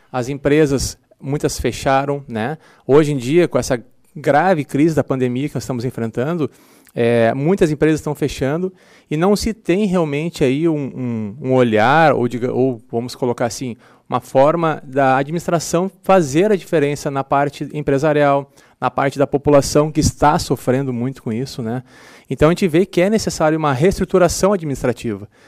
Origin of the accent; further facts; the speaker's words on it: Capão da Canoa, Rio Grande do Sul, Brazil; eu venho, por exemplo, eu venho de Capão na Canoa